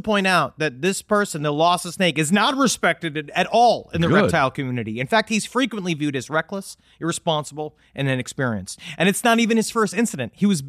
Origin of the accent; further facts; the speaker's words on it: Queens, New York, United States; we had a problem in our basement toilet growing up in Queens where rats used to come up in it.